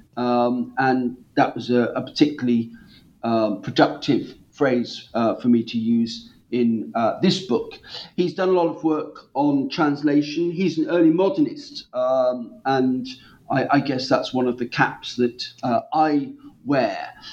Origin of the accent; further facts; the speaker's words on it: Norwich, East of England, United Kingdom; my hometown of Norwich